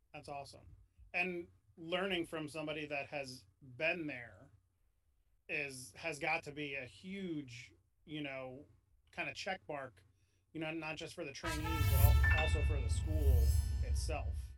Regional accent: New York, United States; I grew up in New York.

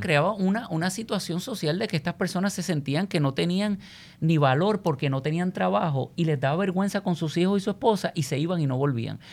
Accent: Puerto Rico

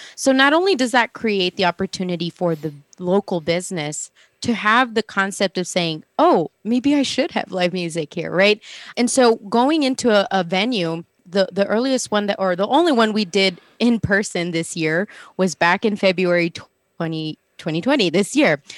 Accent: El Paso, Texas, United States; moved away; I'm originally from El Paso, Texas

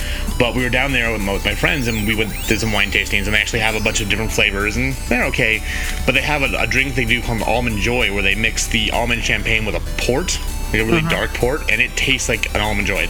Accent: Temecula, California, United States; moved away; my hometown in California, Temecula

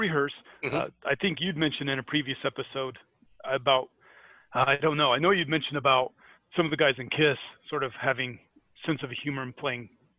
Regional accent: Scotland, United Kingdom; accent: Scottish; Which is my Scottish accent for when they want to make fun of the English.

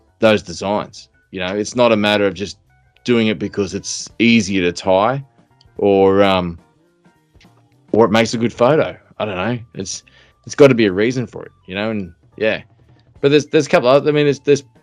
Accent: Southeast Queensland, Australia; I'm from Southeast Queensland

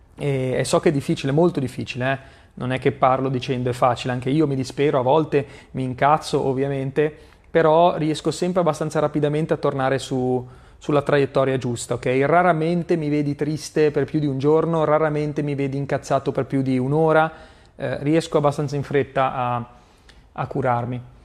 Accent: Genoa, Liguria, Italy; La prima volta che sono andato nella casa dove mi ero trasferito a Genova avevo tipo dieci anni

